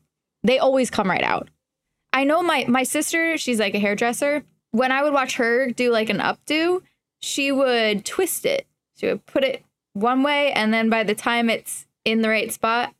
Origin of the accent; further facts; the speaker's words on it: Reading, Pennsylvania, United States; I grew up in Reading, Pennsylvania